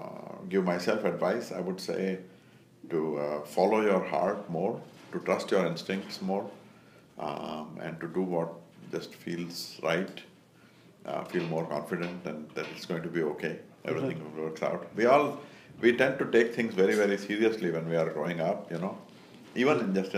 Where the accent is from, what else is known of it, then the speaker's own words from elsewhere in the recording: India; moved away as an adult; now in United States; I grew up in India. I was there until I was 19